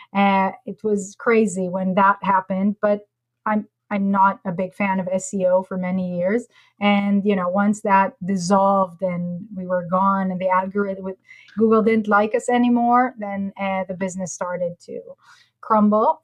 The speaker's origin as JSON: {"language": "English", "country": "Israel", "also_born_or_lived": "Costa Rica", "moved": "as an adult", "said": "I'm from Israel originally."}